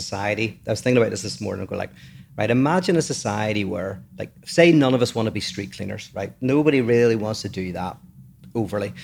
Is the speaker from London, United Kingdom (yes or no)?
no; Northern Ireland, United Kingdom; I grew up in Northern Ireland